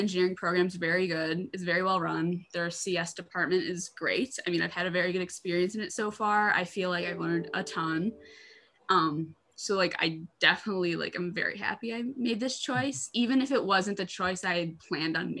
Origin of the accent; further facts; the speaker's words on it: Michigan, United States; I'm from Michigan